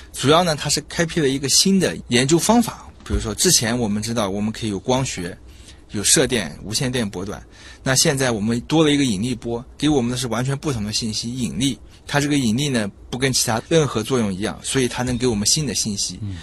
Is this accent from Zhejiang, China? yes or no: yes; Zhejiang, China; moved away as an adult; now in Shanghai, China; 我的老家是浙江